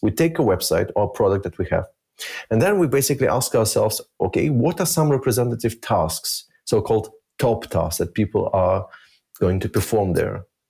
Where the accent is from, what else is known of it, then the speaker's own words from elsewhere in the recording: Germany; also born or lived in Minsk, Belarus; I actually grew up in Germany